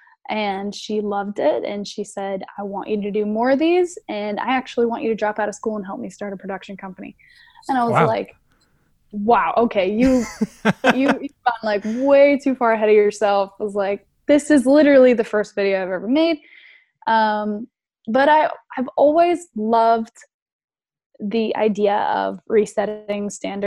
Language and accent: English; South Carolina, United States; I'm from South Carolina